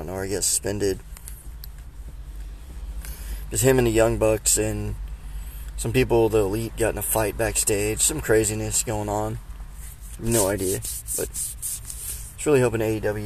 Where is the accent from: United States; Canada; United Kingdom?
United States; Oklahoma; now in Florida, United States; I'm from Oklahoma. I live in Florida now